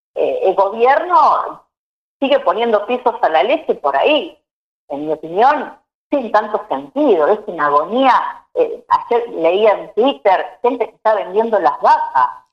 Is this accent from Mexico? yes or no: no; Bigand, Santa Fe, Argentina; now in Junín, Argentina; nací en Vigán, un pueblo, digamos, que corre por las venas el espíritu cooperativo